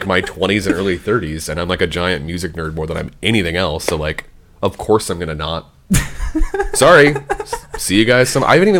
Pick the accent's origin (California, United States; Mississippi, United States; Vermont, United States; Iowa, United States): Iowa, United States; Cedar Falls; I grew up in Cedar Falls